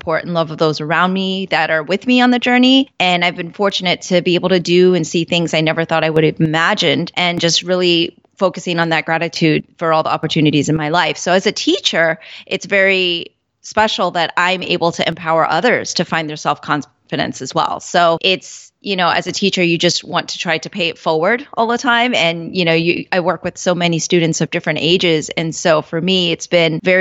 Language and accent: English; Orlando, Florida, United States; growing up in Orlando, I definitely was a minority